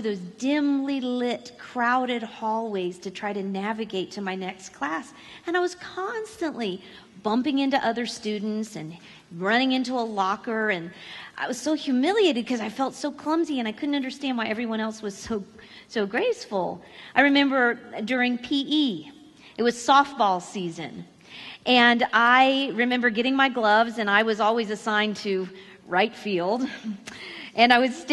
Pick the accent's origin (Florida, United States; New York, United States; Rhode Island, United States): Florida, United States; moved away as an adult; now in Missouri, United States; I grew up in Florida, and we have lived in Missouri for the last 15 years